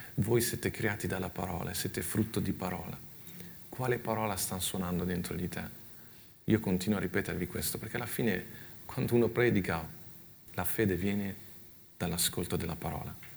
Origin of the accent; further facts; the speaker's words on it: Milan, Lombardy, Italy; io sono cresciuto a Milano